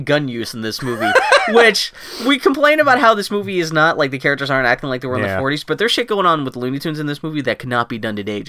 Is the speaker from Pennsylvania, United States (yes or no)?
yes; Pittsburgh, Pennsylvania, United States; I grew up in Pittsburgh, so basketball was never a thing with us. Mm. Hockey, but not basketball. So, we were a very white town.